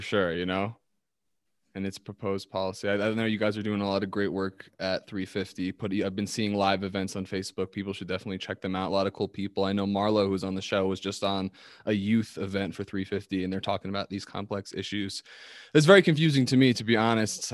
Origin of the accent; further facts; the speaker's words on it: East Coast, United States; now in Colorado, United States; I'm from the East Coast